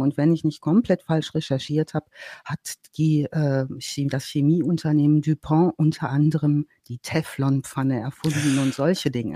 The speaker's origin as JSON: {"language": "German", "region": "North Rhine-Westphalia", "country": "Germany", "said": "Ich komme ja aus dem Ostwestfälischen"}